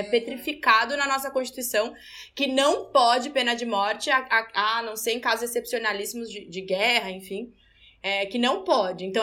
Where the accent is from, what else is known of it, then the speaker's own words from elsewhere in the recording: São Paulo, Brazil; also born or lived in Salvador; cresci em São Paulo, estou aqui na minha terra mãe de volta, a trabalho, mas muito feliz.